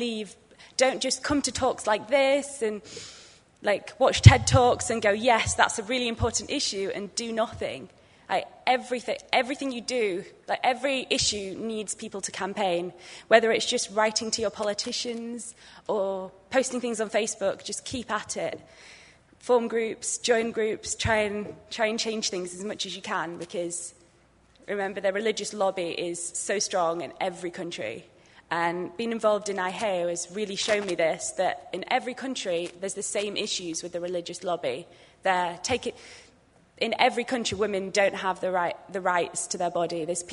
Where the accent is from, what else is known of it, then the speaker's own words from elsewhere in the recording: England, United Kingdom; I'm from England